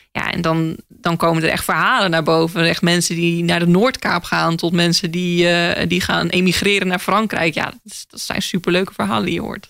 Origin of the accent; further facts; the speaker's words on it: Groningen, Netherlands; moved away; ik ben opgegroeid in Groningen